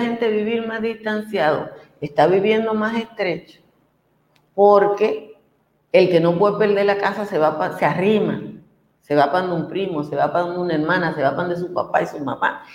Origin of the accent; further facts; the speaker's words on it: Dominican Republic; en Cotuí, a a mi pueblo